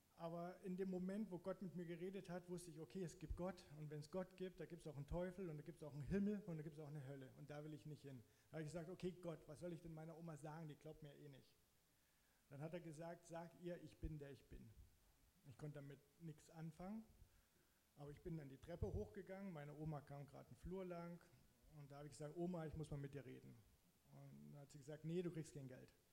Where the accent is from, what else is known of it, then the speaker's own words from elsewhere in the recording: Zittau-Görlitz area, Saxony, Germany; moved away as an adult; now in Hamburg, Germany; ich komme halt aus der Ecke Zittau-Görlitz